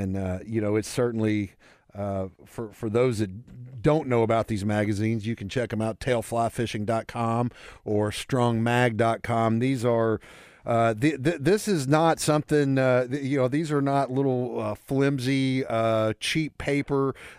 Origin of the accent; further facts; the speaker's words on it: Pine Bluff, Arkansas, United States; also born or lived in Little Rock; 45 miles southeast of where we sit right now in Little Rock, my hometown of Pine Bluff